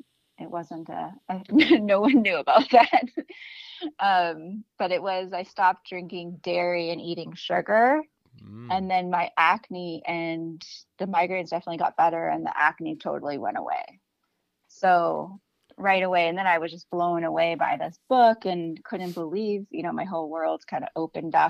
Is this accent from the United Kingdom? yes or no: no; Canada; now in Los Angeles, United States; I'm from Canada